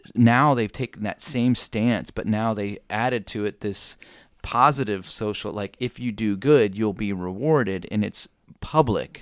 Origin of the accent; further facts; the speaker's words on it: United States; as an American citizen